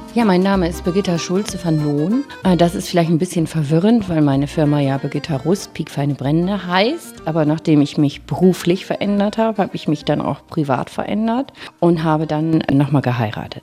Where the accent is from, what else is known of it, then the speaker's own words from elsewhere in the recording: Bremen, Germany; also born or lived in Franconia, Bavaria; Ich bin gebürtige Bremerin Und das war für mich klar, also nach Bremen zurückzukommen